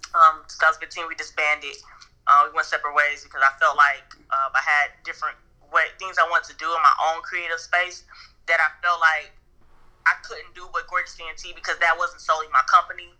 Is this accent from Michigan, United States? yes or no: yes; Saginaw, Michigan, United States; my foundation being in my hometown, Saginaw, Michigan